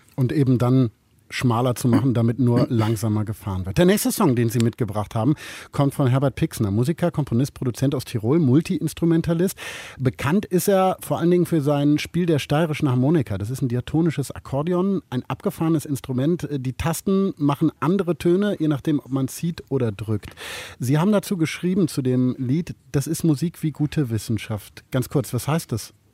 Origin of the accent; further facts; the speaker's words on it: Germany; als Piefke